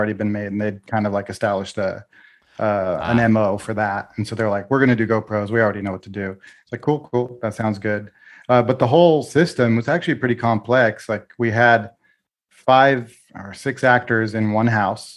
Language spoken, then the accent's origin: English; Portugal; moved away; I'm Portuguese. I grew up in Portugal